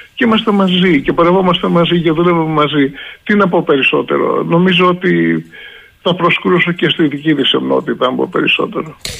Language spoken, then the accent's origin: Greek; Crete, Greece; Εγώ ζω στην περιφέρεια. Δεν έφυγα ποτέ από τον τόπο μου. Είμαι εδώ, δουλεύω εδώ